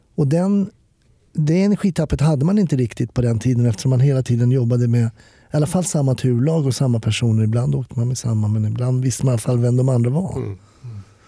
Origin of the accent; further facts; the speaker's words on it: Stockholm, Stockholm County, Sweden; Jag som är stockholmare var ju kvar i samma stad.